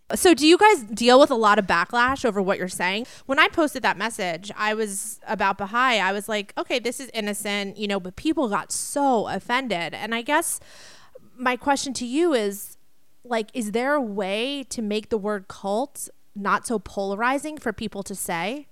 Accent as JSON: {"language": "English", "region": "East Coast", "country": "United States", "tie": "born or raised there", "said": "I grew up on the East Coast"}